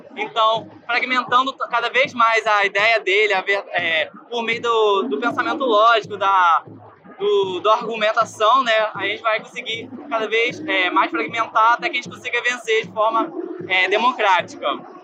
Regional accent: Niterói, Rio de Janeiro, Brazil; eu sou, vim de Niterói

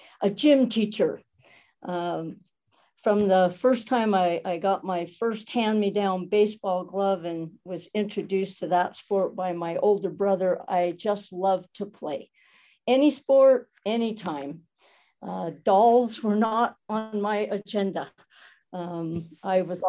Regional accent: Helper, Utah, United States; also born or lived in Moab, Utah / Logan, Utah; I was born in a small town called Helper in Utah, in Carbon County, a small coal mining town. Proud of it. Still love going back there to visit. It's a great place to have grown up

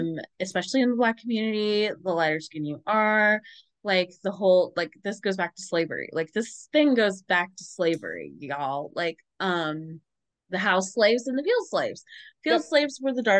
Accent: Ohio, United States; also born or lived in Cincinnati, Ohio; I'm from Ohio

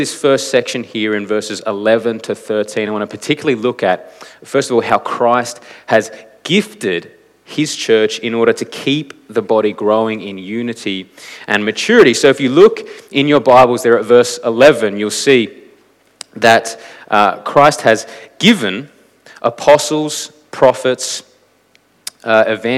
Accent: Canberra, Australian Capital Territory, Australia; moved away as an adult; now in Adelaide, Australia; I grew up in Canberra

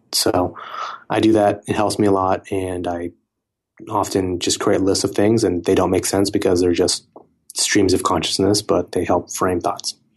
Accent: Silicon Valley, California, United States; I grew up around a lot of, um, technology companies growing up in Silicon Valley

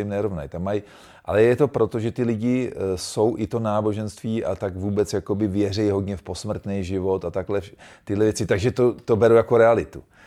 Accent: Czechia; jsem hrdej na to, že jsem Čech

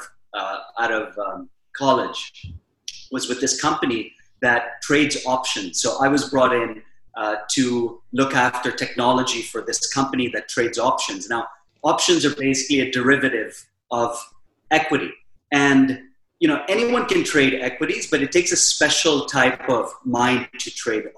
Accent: Philippines; also born or lived in Mumbai, India / Silicon Valley, United States; now in Dubai, United Arab Emirates; Prior to that, I was living in the Philippines

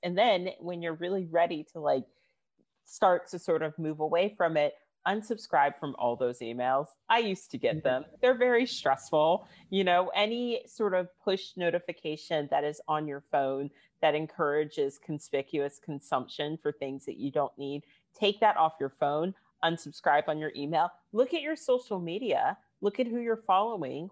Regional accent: United States; now in United Kingdom; I'm from the States.

